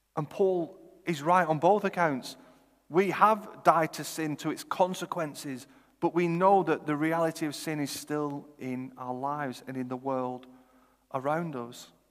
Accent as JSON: {"language": "English", "town": "Chorley", "region": "North West England", "country": "United Kingdom", "also_born_or_lived": "Oxford", "said": "I'm from Chorley"}